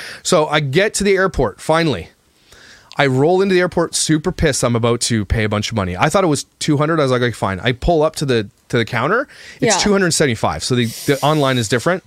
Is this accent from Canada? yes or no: yes; Canada; I'm Canadian